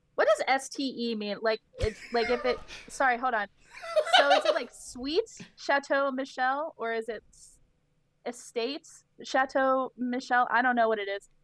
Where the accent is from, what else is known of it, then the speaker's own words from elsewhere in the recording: Shippensburg, Pennsylvania, United States; I grew up in Shippensburg, Pennsylvania